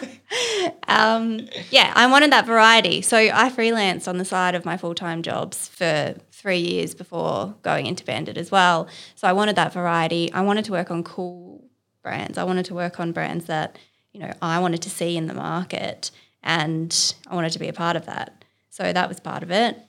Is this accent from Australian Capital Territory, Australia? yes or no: yes; Canberra, Australian Capital Territory, Australia; moved away as an adult; now in Sydney, Australia; I'm from Canberra originally.